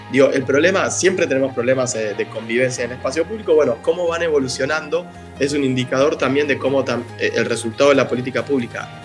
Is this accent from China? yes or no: no; Buenos Aires, Argentina; como porteños que somos